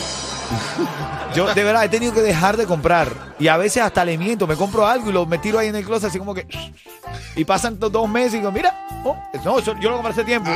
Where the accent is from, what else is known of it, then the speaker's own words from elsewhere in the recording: Venezuela; mi país